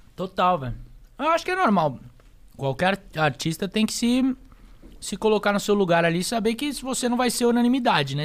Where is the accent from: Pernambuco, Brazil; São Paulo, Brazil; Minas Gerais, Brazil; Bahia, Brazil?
São Paulo, Brazil; Eu sou paulistano, nasci aqui, nasci na Zona Sul de São Paulo